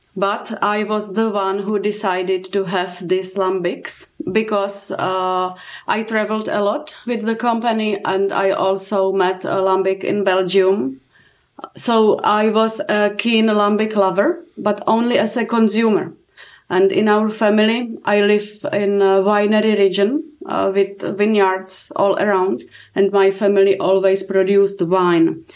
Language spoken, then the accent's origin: English; Czechia; I'm coming from Czech Republic